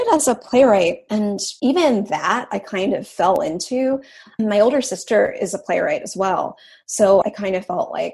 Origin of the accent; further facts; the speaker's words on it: Western Maryland, United States; moved away as an adult; also born or lived in New York; now in Los Angeles, United States; I grew up in Western Maryland, like a really small town